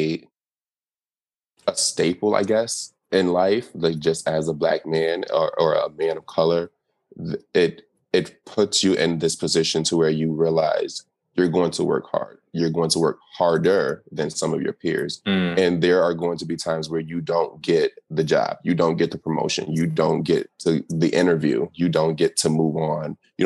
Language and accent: English; United States; growing up in America